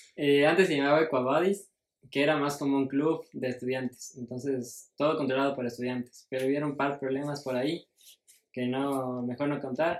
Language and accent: Spanish; Ecuador; soy ecuatoriano